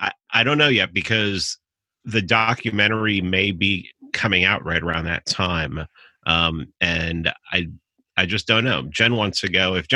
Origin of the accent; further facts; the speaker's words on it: New York, United States; I grew up in New York.